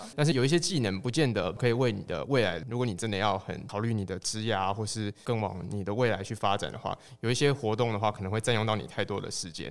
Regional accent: Kaohsiung, Taiwan; moved away as an adult; also born or lived in Hsinchu; 我是高雄人

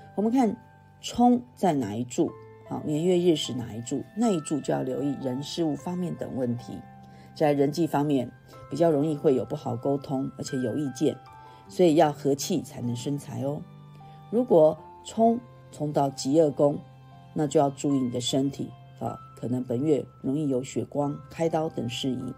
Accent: Taiwan; 就是等待这个我们台湾这边开放。

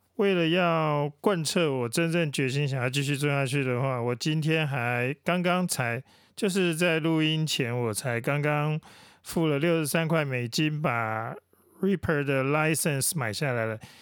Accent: Taiwan; 我们台湾人

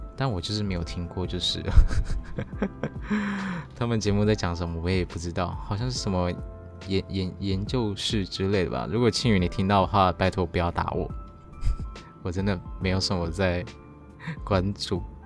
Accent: Taiwan; 除了我们的母语啊，或是台湾的原有的一些语言，像是台语或是客家语

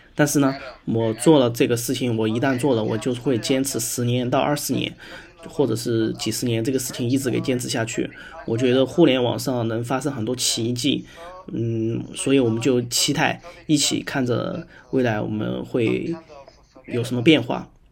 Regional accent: Sichuan, China; 我呢是来自于四川

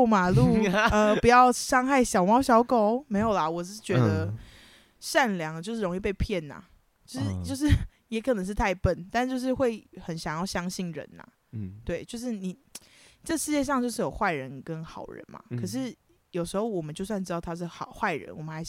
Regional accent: United States; 我们就只是美国人呐，我们是美国人。

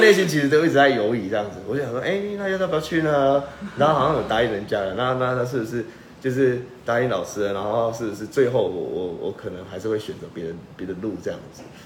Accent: Changhua County, Taiwan; 我家乡的人，很多人知道我们是福老客嘛

